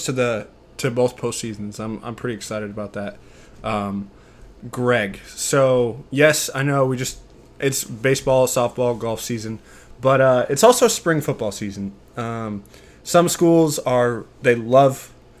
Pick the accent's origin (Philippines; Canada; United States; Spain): United States; Colorado; moved away; I'm originally from Colorado